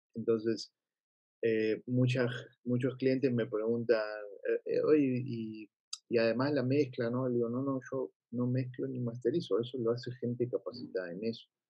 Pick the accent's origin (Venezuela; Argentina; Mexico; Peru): Argentina; Buenos Aires; moved away; mi humor está argentinizado, como yo soy de Argentina